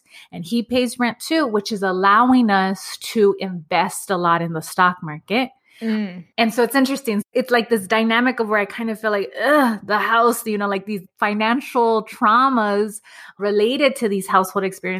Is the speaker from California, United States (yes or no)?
yes; Los Angeles, California, United States; I grew up in Los Angeles. I grew up in Echo Park.